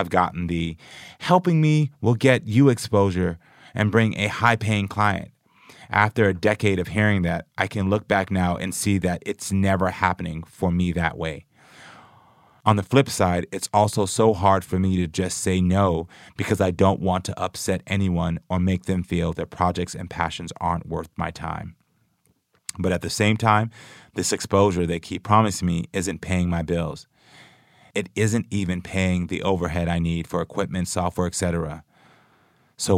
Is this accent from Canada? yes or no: no; Houston, Texas, United States; I was a gay black man growing up in Houston, Texas